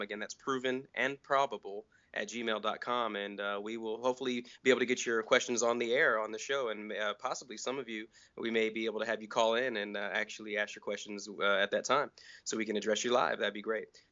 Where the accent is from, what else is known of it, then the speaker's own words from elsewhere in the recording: Nuremberg, Bavaria, Germany; now in United States; I was born in Nuremberg, Germany